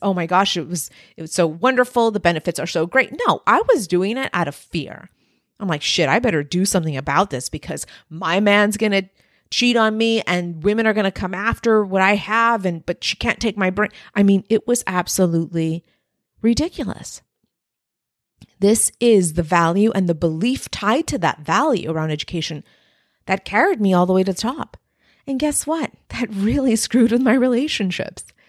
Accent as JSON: {"language": "English", "region": "Texas-Mexican border", "country": "United States", "tie": "born or raised there", "said": "I was raised on the Texas-Mexican border"}